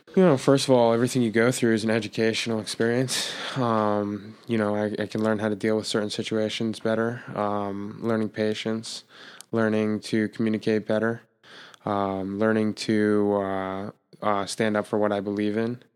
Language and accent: English; Jeffersonville, New York, United States; also born or lived in Brooklyn, New York; I was born in Brooklyn, born in Brooklyn, New York. My parents moved upstate when I was an infant, six months